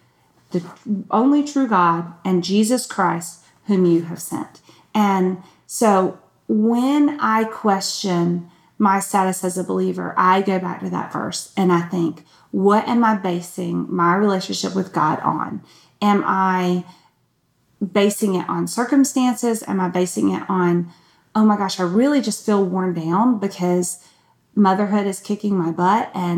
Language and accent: English; Newnan, Georgia, United States; accent: Southern; and I am Southern, so that's the feel. Because I'm from Georgia. I'm actually from Noonan, and I've lived up here long enough that I don't think it comes out all the time